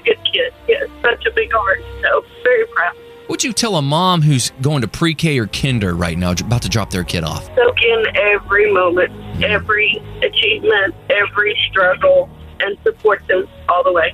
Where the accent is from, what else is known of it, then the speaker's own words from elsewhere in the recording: DeSoto, United States; moved away; also born or lived in Colorado; I grew up in DeSoto